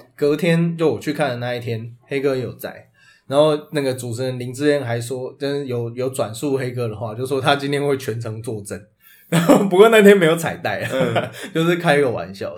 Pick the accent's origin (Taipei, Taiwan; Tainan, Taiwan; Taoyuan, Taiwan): Taipei, Taiwan; 我跟Peter都是土生土长台北人